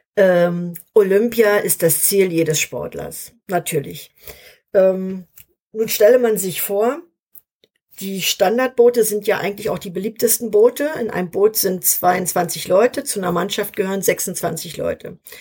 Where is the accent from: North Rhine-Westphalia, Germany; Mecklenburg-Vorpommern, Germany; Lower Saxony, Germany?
Mecklenburg-Vorpommern, Germany; Schwerin; in Schwerin, in meiner Heimatstadt